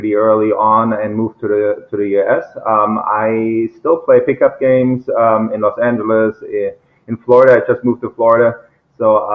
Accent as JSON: {"language": "English", "country": "Germany", "also_born_or_lived": "Mainz", "moved": "yes", "said": "I'm from Germany."}